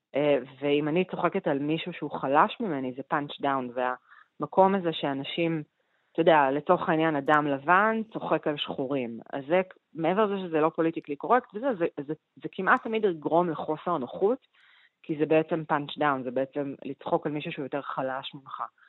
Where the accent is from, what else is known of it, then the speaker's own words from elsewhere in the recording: Argentina; moved away; אני ארגנטינאית